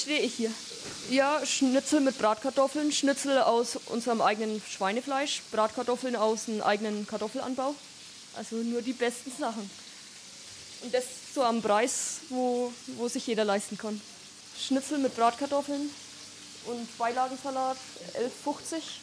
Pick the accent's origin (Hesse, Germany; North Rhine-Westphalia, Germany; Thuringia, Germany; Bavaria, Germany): Bavaria, Germany; Upper Franconia; born or raised there